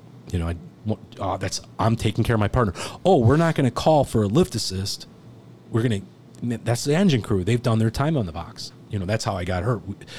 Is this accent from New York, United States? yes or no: yes; New York, United States; I'm from Long Island, you know, Jewish.